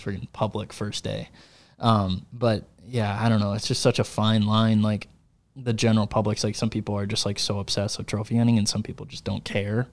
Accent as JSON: {"language": "English", "region": "Michigan", "country": "United States", "tie": "born or raised there", "moved": "yes", "said": "growing up in Michigan"}